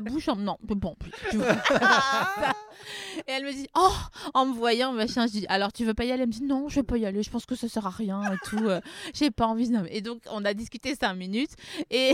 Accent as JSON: {"language": "French", "area": "Vosges", "region": "Grand Est", "country": "France", "said": "je viens des Vosges"}